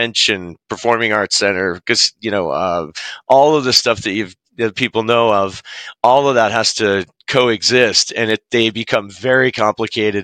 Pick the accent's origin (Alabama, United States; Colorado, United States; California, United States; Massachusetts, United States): Massachusetts, United States; Boston; moved away as an adult; now in Las Vegas, United States; I'm originally from Boston and came out to Las Vegas in 2006